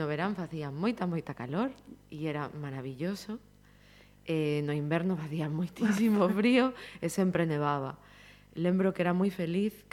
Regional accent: A Cañiza, Galicia, Spain; son da Cañiza, Cañiza centro

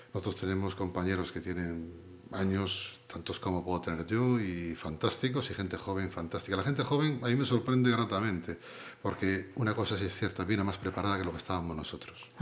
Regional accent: Pontevedra, Galicia, Spain; yo nací en Pontevedra, eh, en San Sanatorio de Santa María

